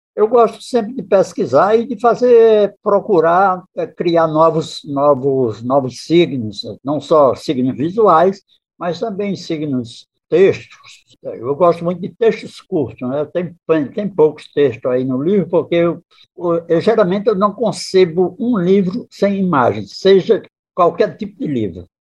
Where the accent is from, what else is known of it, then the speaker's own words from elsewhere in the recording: Northeast Region, Brazil; eu, como nordestino, sou fã do povo nordestino